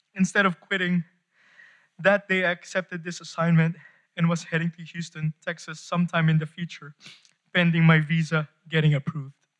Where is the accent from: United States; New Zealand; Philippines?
Philippines; I am from the Philippines. Kababayan